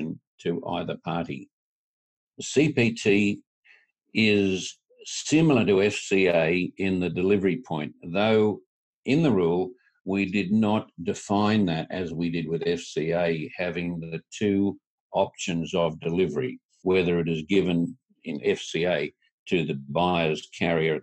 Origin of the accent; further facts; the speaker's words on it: tropical North Queensland, Australia; I'm from tropical North Queensland in Australia.